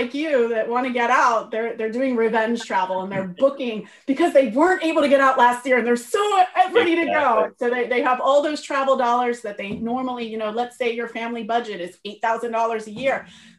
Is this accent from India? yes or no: no; Northern Virginia, United States; moved away as an adult; also born or lived in Maryland / Feltre, Italy; now in Trentino, Italy; I'm from Northern Virginia, right outside of Washington, D.C. We moved to Maryland 7 years ago.